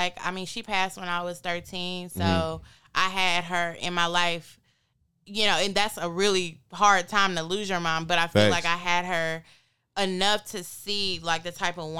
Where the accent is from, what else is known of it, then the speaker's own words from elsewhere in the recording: Nashville, Tennessee, United States; also born or lived in Atlanta, Georgia; I'm from Nashville, but I was raised in Atlanta and then back to Nashville.